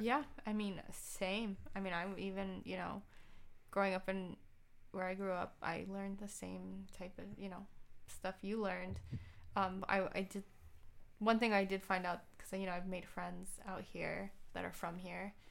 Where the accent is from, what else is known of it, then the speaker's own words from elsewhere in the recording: Tucson, Arizona, United States; moved away as an adult; also born or lived in Seattle / Ann Arbor, Michigan / San Diego; now in Detroit, United States; I grew up in Tucson, Arizona